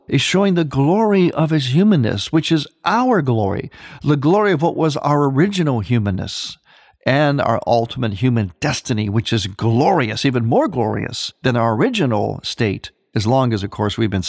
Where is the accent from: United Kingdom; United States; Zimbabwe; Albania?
United States; Midwest; I'm from the Midwest